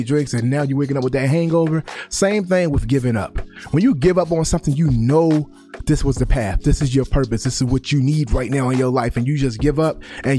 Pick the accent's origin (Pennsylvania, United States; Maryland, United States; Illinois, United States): Maryland, United States; Baltimore; I grew up in Baltimore